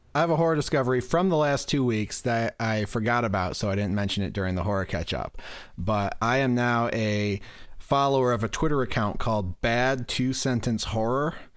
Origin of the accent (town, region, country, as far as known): Michigan, United States